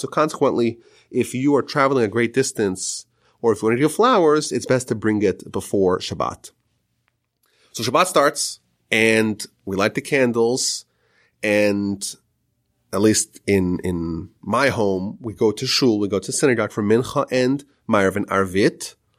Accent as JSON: {"language": "English", "region": "Northeast", "country": "United States", "tie": "born or raised there", "said": "I grew up in the Northeast"}